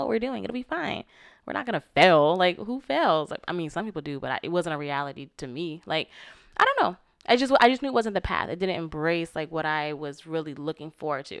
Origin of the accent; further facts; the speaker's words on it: Florida, United States; moved away as an adult; growing up in Florida